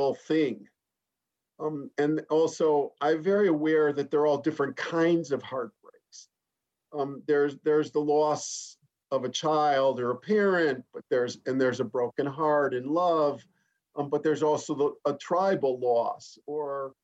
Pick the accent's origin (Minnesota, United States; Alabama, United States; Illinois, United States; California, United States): Illinois, United States; Chicago; it was a pretty materialistic middle-class background where I grew up in Chicago, outside Chicago